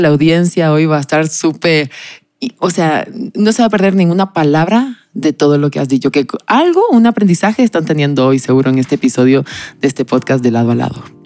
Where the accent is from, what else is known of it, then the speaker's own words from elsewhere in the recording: Canary Islands, Spain; yo soy canaria y lo digo con mucho orgullo